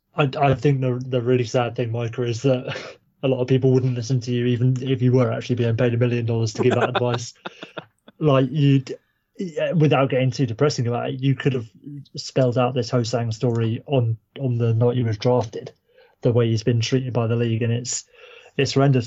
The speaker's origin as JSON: {"language": "English", "area": "Kent", "region": "South East England", "country": "United Kingdom", "moved": "yes", "lives_now": "Norwich, United Kingdom", "said": "I'm from Kent, so down near uh, Canterbury"}